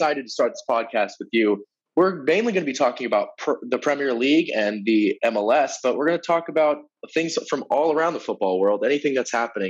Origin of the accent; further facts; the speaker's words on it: United States; as an American